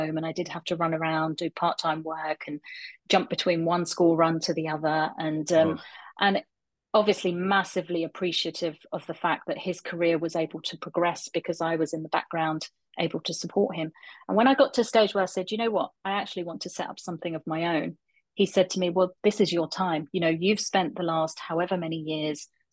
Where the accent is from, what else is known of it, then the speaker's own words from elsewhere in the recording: London, United Kingdom; now in Aberdeen, United Kingdom; I was born and brought up in London